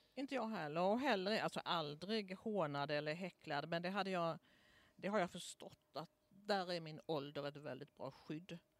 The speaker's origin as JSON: {"language": "Swedish", "region": "Småland", "country": "Sweden", "moved": "yes", "lives_now": "Stockholm, Sweden", "said": "Jag är från Småland"}